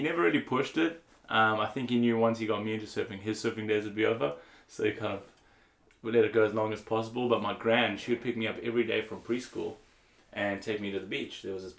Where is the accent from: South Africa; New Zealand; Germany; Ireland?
South Africa; Cape Town, Western Cape; moved away as an adult; But I grew up in Cape Town.